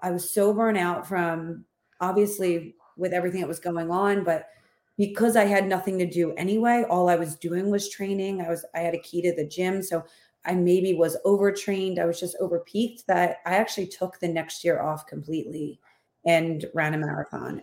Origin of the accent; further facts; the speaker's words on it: Philadelphia, Pennsylvania, United States; accent: Philadelphia; moved away as an adult; now in Houston, United States; I was born and raised in Philadelphia, and my whole family lives there